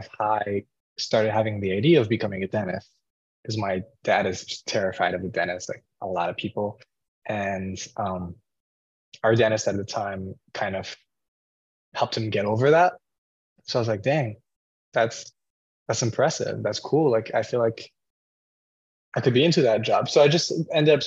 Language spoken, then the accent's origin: English; Paris, Île-de-France, France; moved away as an adult; now in Arizona, United States; I am originally from France, actually. I was born and raised in Paris, and then I moved to the US when I was 18